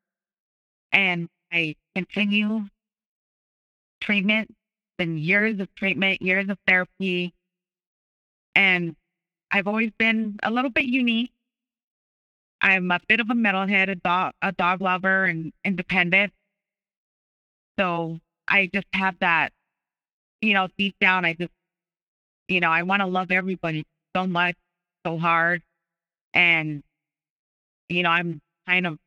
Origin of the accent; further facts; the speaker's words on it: Southern Arizona, United States; I grew up in Southern Arizona